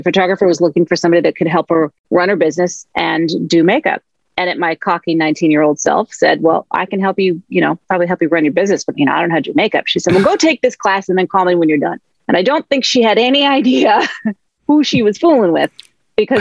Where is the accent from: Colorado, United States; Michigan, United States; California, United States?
California, United States; Los Angeles; I grew up in Los Angeles